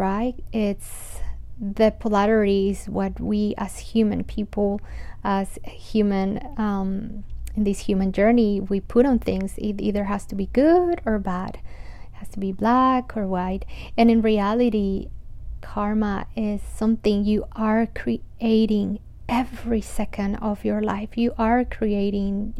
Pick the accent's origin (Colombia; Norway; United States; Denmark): Colombia; after growing up in Colombia